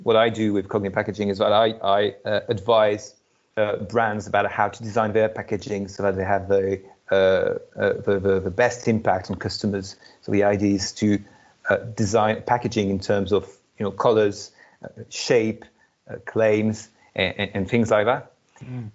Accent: France; moved away as an adult; studied in France uh, my home country

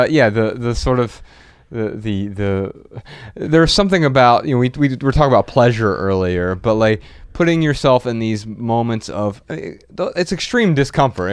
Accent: United States; I'm American.

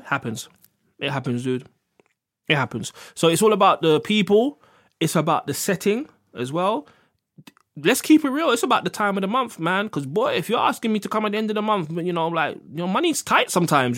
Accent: London, United Kingdom; I'm black, I'm from Harlesden

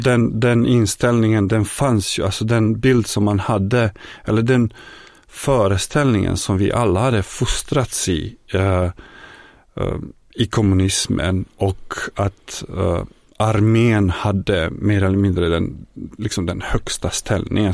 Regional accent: Bosnia & Herzegovina; Swedish is a second language; moved away as an adult; also born or lived in Yugoslavia; now in Sweden; ursprungligen så kommer jag från forna Jugoslavien, närmare bestämt från Bosnien, från en liten stad i centrala Bosnien.

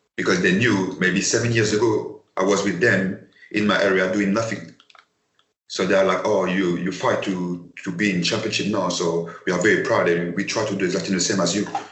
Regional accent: Paris, Île-de-France, France; English is a second language; moved away as an adult; I come from Paris

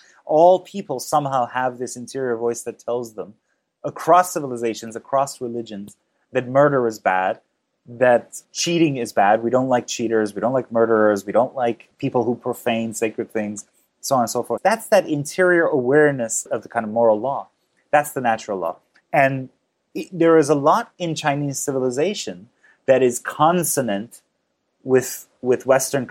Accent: Iran; now in New York, United States; I was born to a very kind of secular liberal family in Iran.

